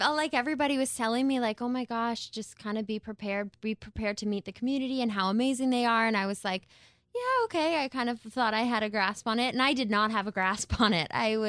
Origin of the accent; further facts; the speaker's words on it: Canada; I would like that to read proudly Canadian from now on.